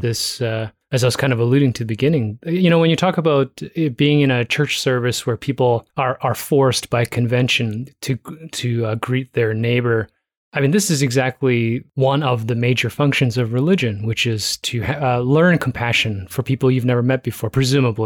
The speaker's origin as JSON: {"language": "English", "town": "Toronto", "region": "Ontario", "country": "Canada", "tie": "born or raised there", "said": "I was born in Toronto"}